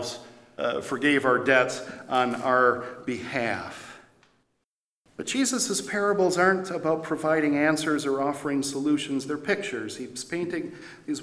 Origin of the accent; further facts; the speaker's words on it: Janesville, Wisconsin, United States; now in Eau Claire, United States; going down to Janesville, my hometown